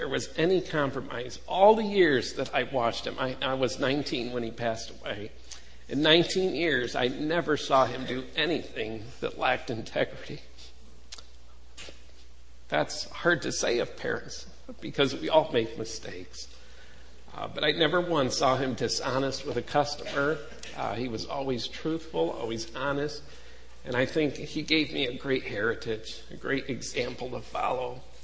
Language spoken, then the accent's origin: English; Buffalo, New York, United States; I'm from Buffalo